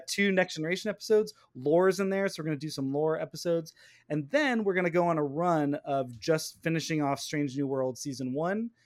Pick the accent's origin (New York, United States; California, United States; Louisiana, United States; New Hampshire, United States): California, United States; near Vacaville, the Bay Area; she's from Vacaville. she's like right by my hometown